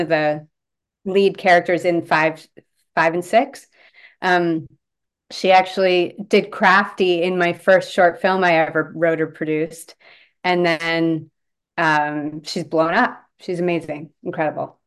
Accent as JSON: {"language": "English", "region": "Delaware", "country": "United States", "tie": "born or raised there", "moved": "as an adult", "lives_now": "Vancouver, Canada", "said": "I was born here, but we moved to Delaware when I was five. So I grew up in Delaware"}